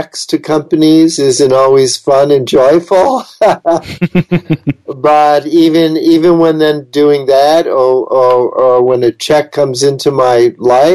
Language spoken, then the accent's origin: English; New York City, New York, United States; I was born in New York City, so I'm a very city-oriented person, and I love big cities